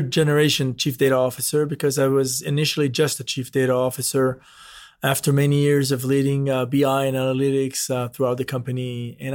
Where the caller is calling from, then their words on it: Brentwood, Tennessee, United States; Now I'm joining from Brentwood, Tennessee, right very close to Nashville, from our headquarters in uh, of Delek US.